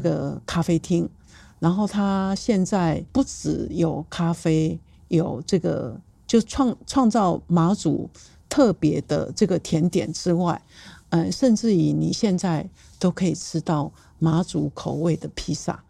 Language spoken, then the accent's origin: Chinese; Taiwan; 但对我们台湾人来讲，